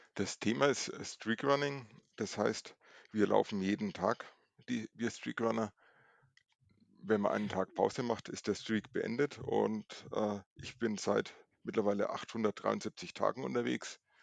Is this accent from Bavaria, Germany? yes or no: yes; Nuremberg, Bavaria, Germany; ich komme aus Nürnberg, bin 41 Jahre alt